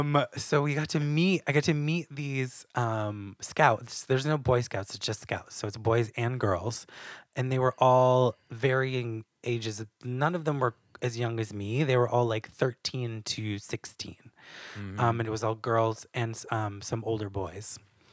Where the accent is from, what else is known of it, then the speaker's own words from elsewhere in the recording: New Hampshire, United States; White girl? I'm from New Hampshire.